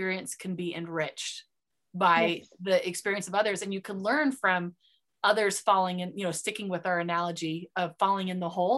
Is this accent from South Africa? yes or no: no; United States; accent: American; first language English